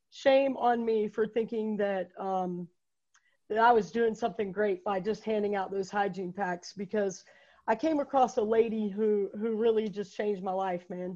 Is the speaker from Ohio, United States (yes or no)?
no; Fayetteville, North Carolina, United States; I grew up here in Fayetteville, man. Um, lived here my whole life.